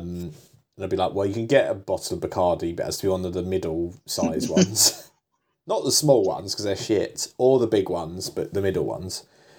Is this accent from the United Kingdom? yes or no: yes; England, United Kingdom; I'm English, so I if people tell me to do something, I do it